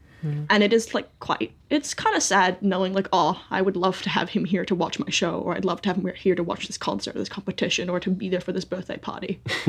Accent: New Zealand; I'm not an immigrant like either of you. I am a child of immigrant. I grew up here, I was raised here.

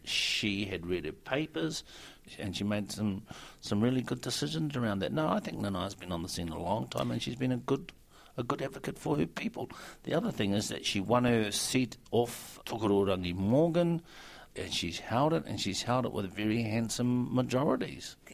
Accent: New Zealand; I was pleased as a New Zealander.

